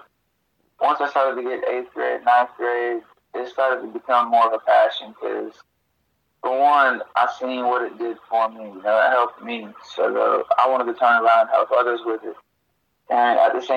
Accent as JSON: {"language": "English", "town": "Parkersburg", "region": "West Virginia", "country": "United States", "tie": "born or raised there", "also_born_or_lived": "Spartanburg, South Carolina", "moved": "yes", "lives_now": "Anderson, United States", "said": "I was born in West Virginia, Parkersburg to be exact, but right now I'm in Anderson, South Carolina"}